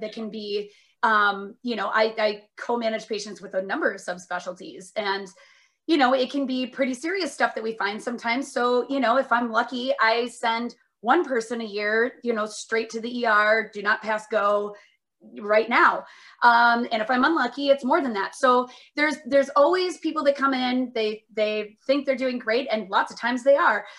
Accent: Minnesota, United States; also born or lived in Northfield, Minnesota / Indiana / Seattle; I'm from Minnesota originally

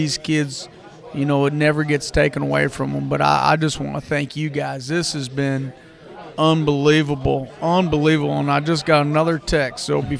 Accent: Hammond, Wisconsin, United States; now in Kernersville, United States; I come from a town I can remember growing up, Hammond, Wisconsin. We had 999 people.

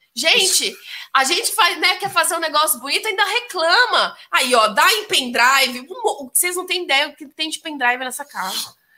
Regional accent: Ribeirão Preto, São Paulo, Brazil; eu sou de Ribeirão

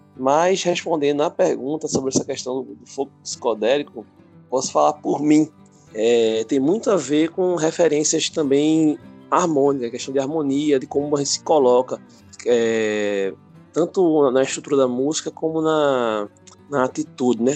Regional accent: Recife, Pernambuco, Brazil; sou músico, sou de Recife

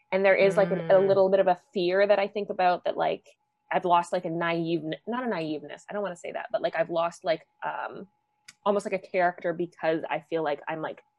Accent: Canada; privilege being Canadian it's like astounding to me when I first

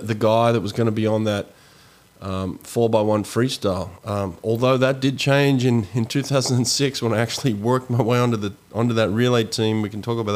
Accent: Sydney, New South Wales, Australia; growing up in Sydney

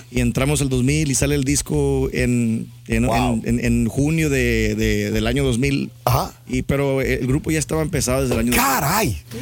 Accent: Santa Rosa, Texas, United States; soy de, yo soy de Santa Rosa, Texas. … … ahí nacido en Santa Rosa, Texas. Mi madre es de Cerrito, San Luis Potosí.

